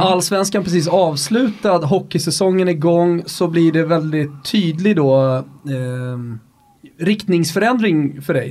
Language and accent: Swedish; Rönninge, Stockholm County, Sweden; i Rönninge där jag kommer ifrån